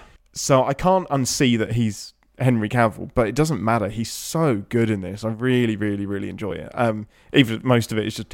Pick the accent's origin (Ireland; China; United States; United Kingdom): United Kingdom; England; I'm English.